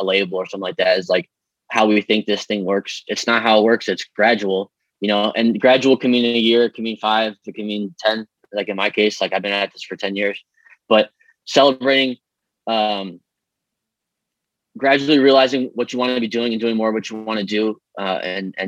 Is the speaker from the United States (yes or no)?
yes; Streamwood, Illinois, United States; moved away as an adult; also born or lived in Los Angeles; So I grew up in Streamwood. I love the people there in the town. I was there until I was 24.